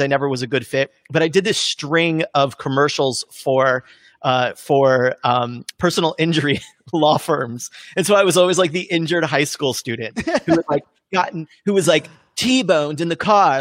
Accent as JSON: {"language": "English", "region": "California", "country": "United States", "tie": "born or raised there", "lives_now": "Los Angeles, United States", "said": "I grew up in California-ish"}